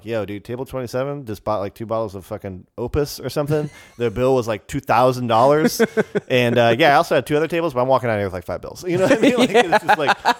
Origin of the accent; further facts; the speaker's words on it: United States; And I'm so grateful that that is an option for me